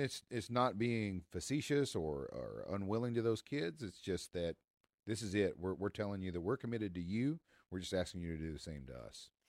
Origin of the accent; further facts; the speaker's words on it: Tennessee, United States; This is my home state